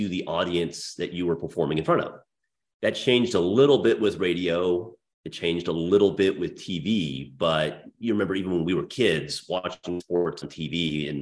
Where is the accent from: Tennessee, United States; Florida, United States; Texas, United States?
Texas, United States; Dallas; my hometown of Dallas